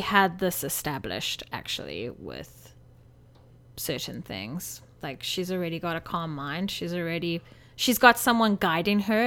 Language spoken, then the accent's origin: English; South Africa; moved away; growing up in South Africa, we went to lion parks